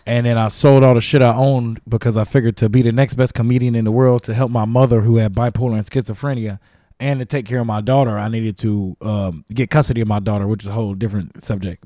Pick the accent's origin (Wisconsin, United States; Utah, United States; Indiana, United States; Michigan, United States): Indiana, United States; Gary; moved away as an adult; also born or lived in Muncie, Indiana; now in California, United States; I'm from Gary, Indiana, but I started in Muncie, Indiana